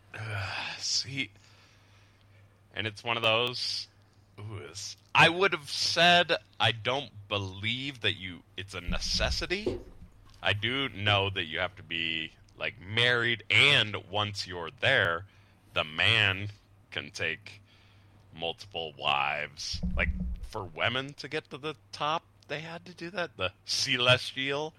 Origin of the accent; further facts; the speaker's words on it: Lehi, Utah, United States; moved away as an adult; also born or lived in Salt Lake City, Utah / San Diego, California; Growing up in Utah and growing up in that situation